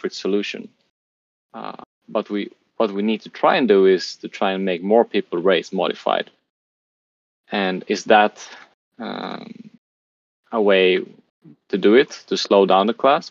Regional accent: Sweden; now in Lisbon, Portugal; I have the Swedish Carpet Nationals in my home country in Sweden

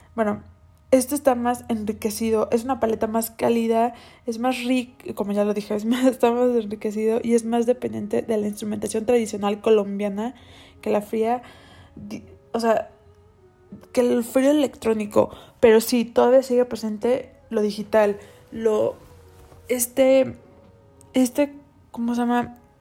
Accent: Cancún, Quintana Roo, Mexico; moved away; yo nací en Cancún y ahí viví gran parte de mi vida

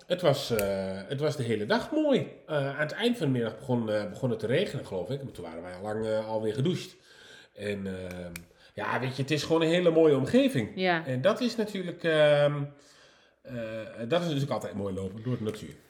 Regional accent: Nijverdal, Overijssel, Netherlands; moved away; ik kom van oorsprong uit Nijverdal

